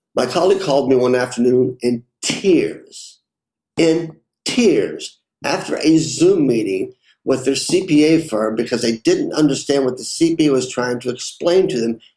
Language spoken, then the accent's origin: English; Lexington, Kentucky, United States; Growing up, I worked in a family restaurant in Lexington, Kentucky